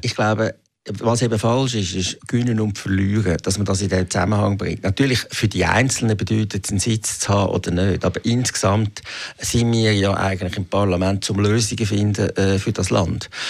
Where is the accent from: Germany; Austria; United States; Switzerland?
Switzerland; Zurich; als Zürcher